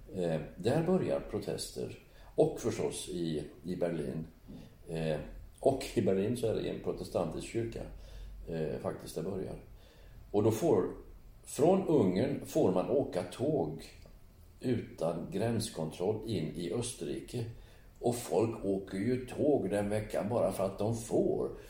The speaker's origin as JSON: {"language": "Swedish", "country": "Sweden", "tie": "born or raised there", "said": "Eftersom jag är född i Sverige"}